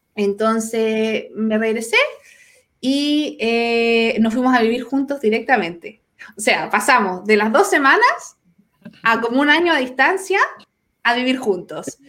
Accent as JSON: {"language": "Spanish", "town": "Santiago", "region": "Santiago Metropolitan Region", "country": "Chile", "moved": "as an adult", "lives_now": "Concepción, Chile", "said": "soy de Santiago"}